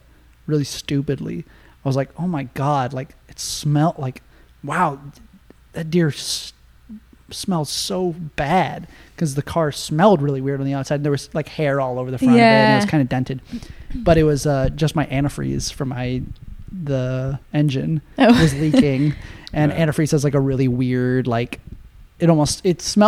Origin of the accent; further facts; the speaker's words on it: Nebraska, United States; I'm from Nebraska